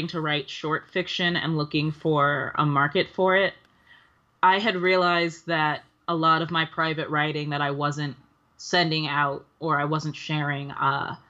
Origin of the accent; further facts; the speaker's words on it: New York City, New York, United States; also born or lived in the Bronx, New York; I grew up mostly in Harlem, but, when my folks split, my dad moved up to Hunts Point, back when I was in, middle school. So like just Harlem and the Bronx